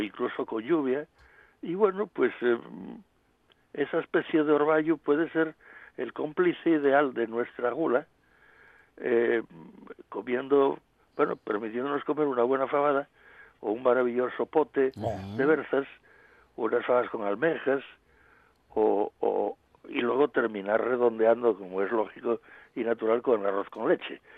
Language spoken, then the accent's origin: Spanish; Asturias, Spain; como los asturianos tenemos una climatología bastante eh, razonable